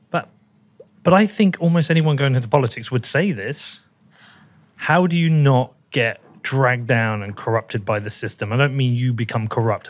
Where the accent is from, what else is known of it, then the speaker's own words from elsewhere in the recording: United Kingdom; I am British, I'm not American